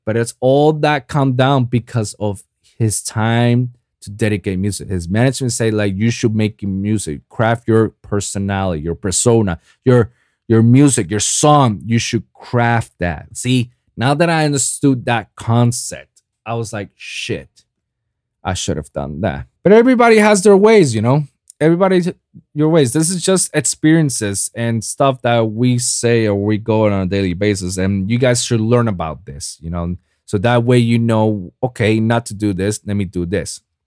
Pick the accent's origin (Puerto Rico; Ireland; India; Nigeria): Puerto Rico; in Puerto Rico, in my hometown